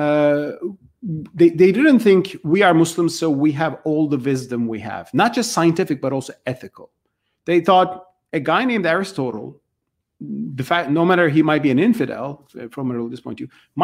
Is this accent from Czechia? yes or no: no; Turkey; I grew up with this in Turkey